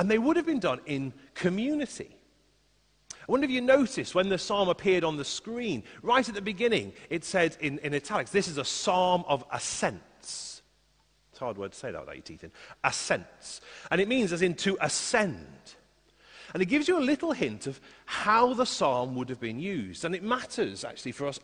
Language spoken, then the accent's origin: English; Liverpool, North West England, United Kingdom; I grew up in Liverpool, in a place called Highton